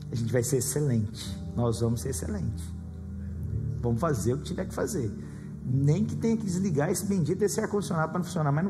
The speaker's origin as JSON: {"language": "Portuguese", "town": "Goiânia", "region": "Goiás", "country": "Brazil", "said": "Irmãos, eu eu vim de uma, eu vim de Goiânia. Sabe de uma coisa que eu da onde eu vim?"}